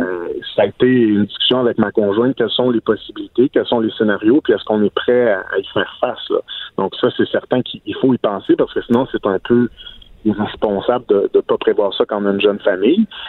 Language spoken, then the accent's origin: French; Outaouais, Quebec, Canada; chez nous, en Ottawa